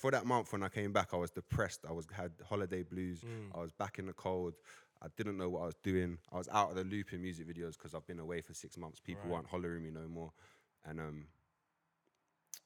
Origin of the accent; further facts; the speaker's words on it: London, United Kingdom; We're all from West London.